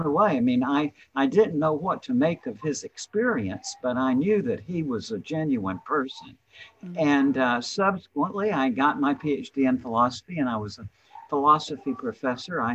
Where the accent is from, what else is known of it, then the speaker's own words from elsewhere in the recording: the South, United States; I'm from the South.